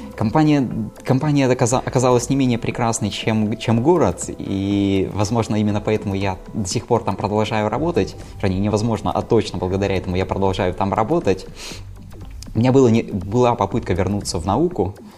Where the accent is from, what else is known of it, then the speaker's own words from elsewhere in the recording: Izhevsk, Udmurtia, Russia; moved away as an adult; now in Saint Petersburg, Russia; я родом из Ижевска, но, наверное, шестой или седьмой год живу в Санкт-Петербурге